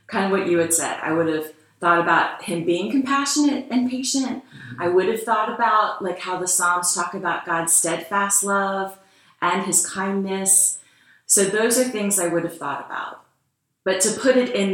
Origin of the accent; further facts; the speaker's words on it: Wilmington, Delaware, United States; moved away as an adult; also born or lived in Maryland; now in Lancaster, United States; I grew up in Wilmington, Delaware